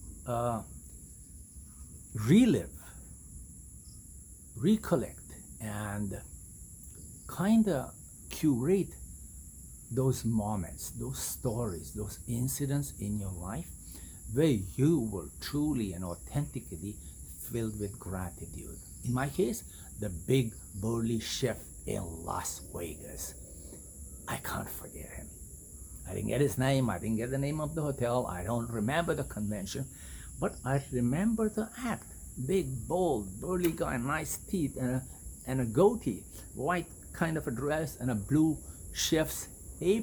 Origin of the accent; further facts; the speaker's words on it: India; moved away; I was born and raised in India